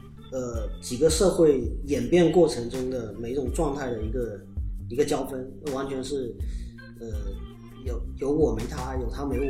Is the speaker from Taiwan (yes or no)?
no; China; 我们中国人